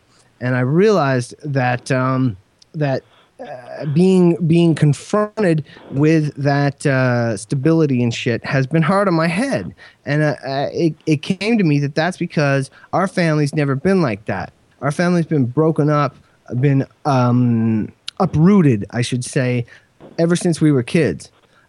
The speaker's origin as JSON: {"language": "English", "country": "Kenya", "tie": "born there", "also_born_or_lived": "England / Ottawa / Saskatoon / New Brunswick", "said": "I was born in Kenya. We moved to England after that. We moved to Ottawa after that. We moved to Saskatoon after that. We moved to New Brunswick after that."}